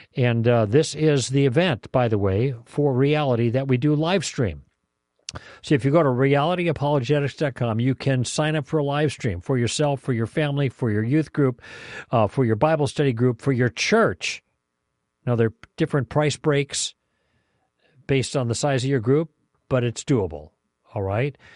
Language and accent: English; Chicago, Illinois, United States; now in Southern California, United States; when I grew up in Chicago